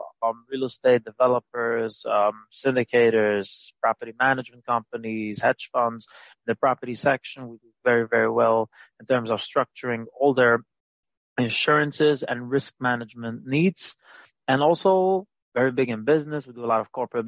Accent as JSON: {"language": "English", "town": "New York City", "region": "New York", "country": "United States", "tie": "born or raised there", "said": "I grew up in Brooklyn, Williamsburg, Brooklyn"}